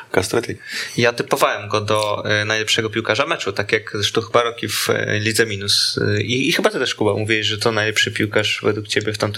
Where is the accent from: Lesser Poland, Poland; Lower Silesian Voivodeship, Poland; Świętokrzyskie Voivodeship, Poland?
Świętokrzyskie Voivodeship, Poland